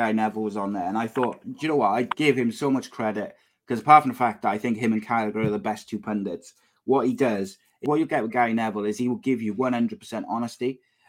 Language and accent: English; Wales, United Kingdom; Look, I as a Welsh football fan, and you won't hear me say this very often